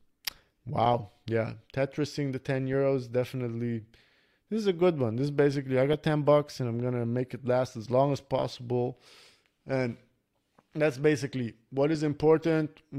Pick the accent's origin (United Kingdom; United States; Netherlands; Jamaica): Netherlands; when I was growing up in Holland, we didn't have much money